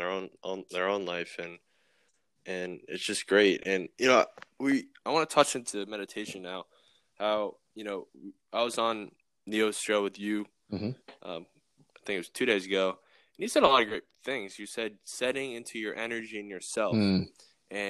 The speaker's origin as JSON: {"language": "English", "region": "Massachusetts", "country": "United States", "moved": "yes", "lives_now": "Florida, United States", "said": "I'm from Massachusetts"}